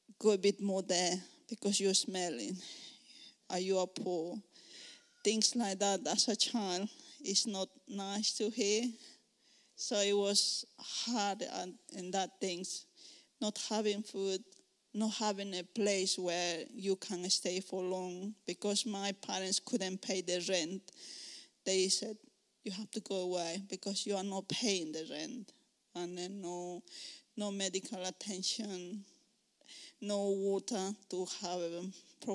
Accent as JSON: {"language": "English", "region": "Cochabamba", "country": "Bolivia", "second_language": "English", "moved": "as an adult", "lives_now": "United Kingdom", "said": "I'm originally from Bolivia, Cochabamba. It's in the middle of Bolivia. I'm living in UK for around 6 years now."}